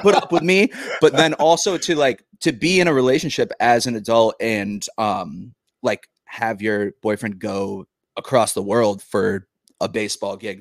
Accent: Massachusetts, United States; also born or lived in Nashville; now in New Jersey, United States; I'm from Massachusetts oh, originally

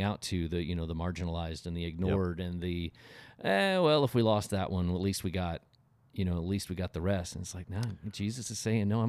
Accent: Oklahoma, United States; Yeah, growing up in Oklahoma, I remember there was one that was really bad, and we were snowed in for like 3 days

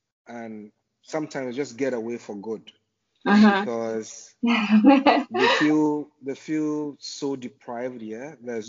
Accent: Ghana; also born or lived in Accra, Ghana / Takoradi, Ghana / Kobe, Japan; So yes, I grew up in Ghana, basically. I had most of my education in Ghana before I started traveling outside Ghana.

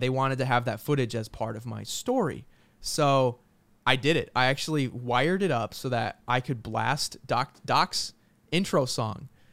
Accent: New York, United States; moved away as an adult; also born or lived in San Jose; I'm from New York

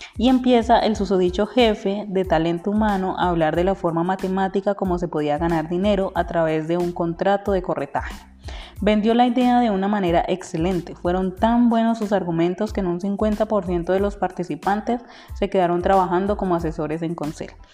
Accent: Popayán, Cauca, Colombia; also born or lived in Cali; decidí salir de Cali y devolverme a la ciudad natal a mi ciudad natal, Popayán

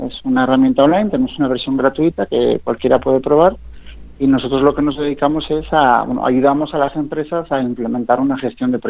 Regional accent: Zaragoza, Aragon, Spain; Bueno, yo soy de, soy de Zaragoza, pero, pero tengo trampa, ¿no?

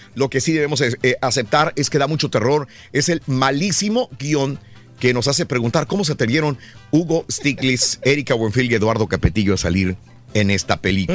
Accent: Mexico; a nosotros como mexicanos

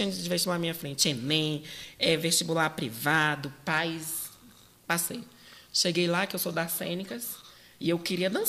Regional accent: Brazlândia, Federal District, Brazil; Eu é, sou de Braslândia ah, essa periferia mais rural, urbana.

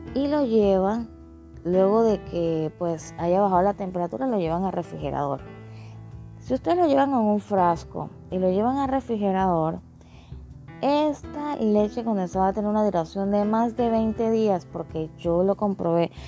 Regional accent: Panama; soy panameña, pero estoy casada con un mexicano

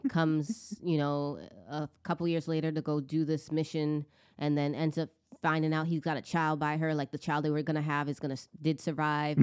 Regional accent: United States; as an American being and like here in this country too

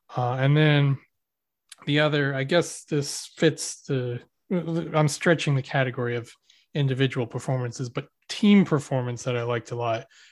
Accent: Philadelphia area, Pennsylvania, United States; we're from the Philly area

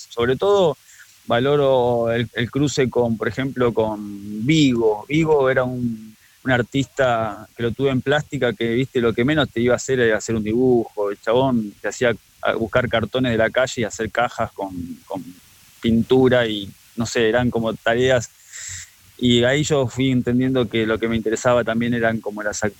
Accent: La Plata, Buenos Aires Province, Argentina; nací en la ciudad de La Plata.

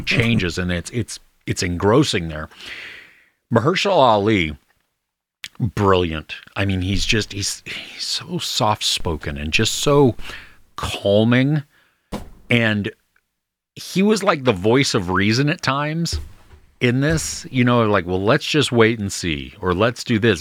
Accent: United States; as an American

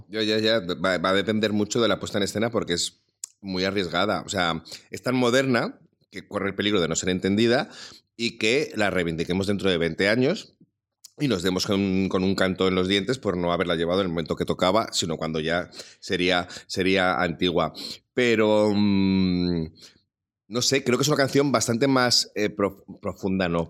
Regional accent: Salamanca, Castile and León, Spain; como salmantino

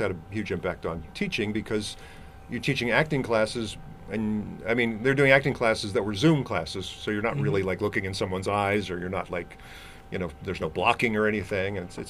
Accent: Ohio, United States; also born or lived in New York; I was born in New York, but we grew up in Ohio for the most part.

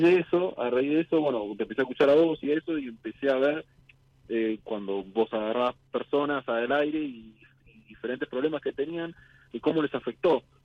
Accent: Buenos Aires, Argentina; De Villa del Parque, Capital Federal

